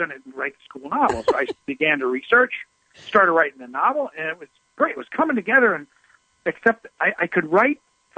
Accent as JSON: {"language": "English", "region": "Midwest", "country": "United States", "tie": "born or raised there", "said": "I was raised down in the Midwest, and in the Bible Belt, religion was everywhere."}